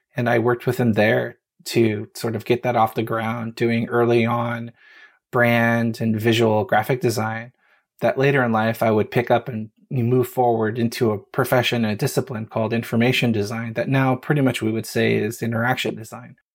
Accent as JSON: {"language": "English", "town": "Los Angeles", "region": "California", "country": "United States", "tie": "born or raised there", "also_born_or_lived": "Japan", "moved": "as an adult", "said": "I was born in Hollywood, California, raised over the s, Hollywood Hills and the valley. So, a valley girl in North Hollywood"}